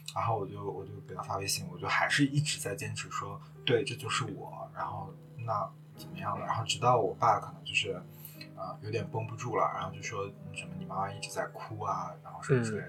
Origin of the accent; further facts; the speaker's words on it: Shandong, China; now in Shanghai, China; 我是一个山东人